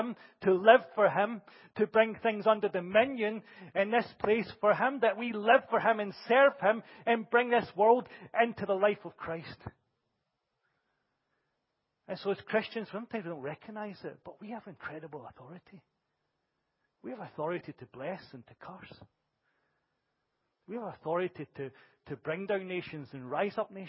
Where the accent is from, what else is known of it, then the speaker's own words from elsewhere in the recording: Glasgow, Scotland, United Kingdom; a Scottish boy from Glasgow